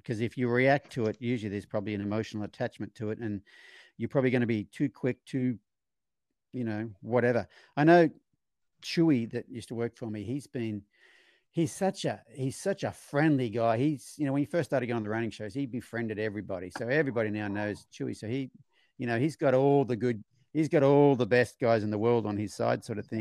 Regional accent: Australia; growing up in Australia in my generation

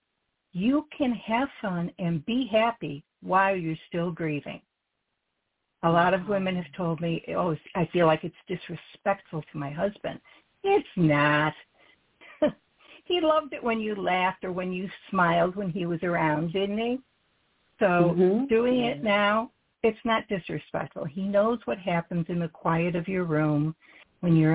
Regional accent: Syracuse, New York, United States; moved away as an adult; now in Virginia, United States; I was born and raised in Syracuse, New York

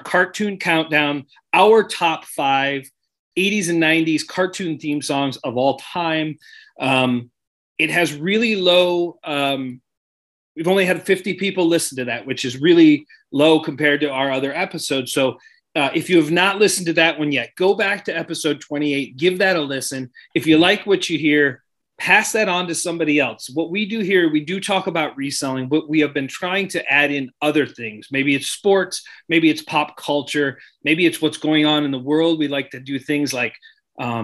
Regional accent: Sandusky, Ohio, United States; I grew up in Sandusky

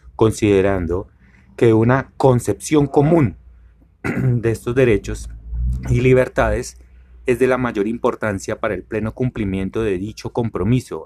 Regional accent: Colombia

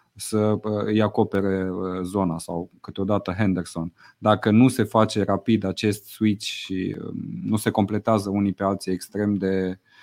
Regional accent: Romania

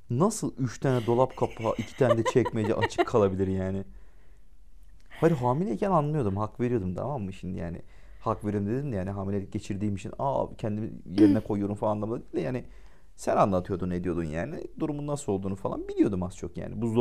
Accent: İzmir, Turkey

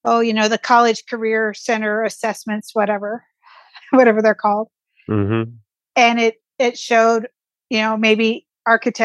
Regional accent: rural Oregon, United States; I grew up in Oregon, in rural Oregon, where forest was kind of the backyard

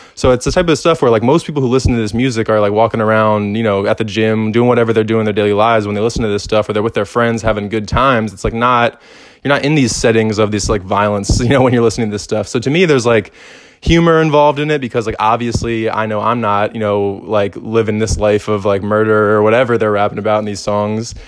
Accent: Philadelphia, Pennsylvania, United States; growing up in Philly, like there's a very prominent like hip hop scene and culture here

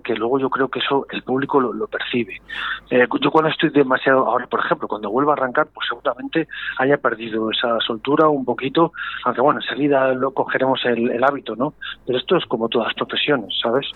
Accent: Valladolid, Castile and León, Spain; yo soy muy muy pucelano, muy vallisoletano

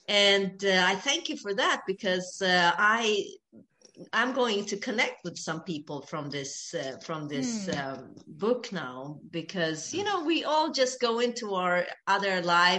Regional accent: Ethiopia; I am Ethiopian. I was born in Ethiopia.

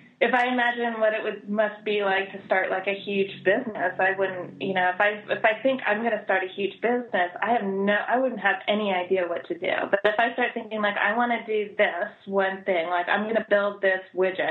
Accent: California, United States; now in Córdoba, Argentina; I'm from California

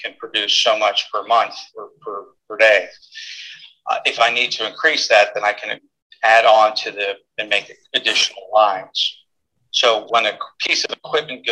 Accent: Pennsylvania, United States; moved away as an adult; also born or lived in Texas; It's my hometown, my home state.

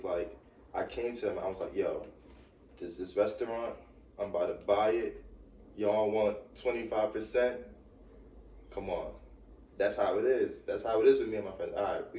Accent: New York City, New York, United States; moved away as an adult; now in New Jersey, United States; I'm from Brooklyn on Flatbush. I lived in the hood my whole life, East 18th Street, Church Ave.

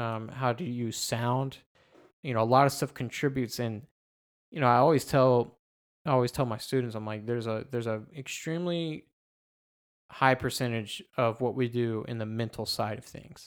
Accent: United States; being you know, an American and growing up in the American music system

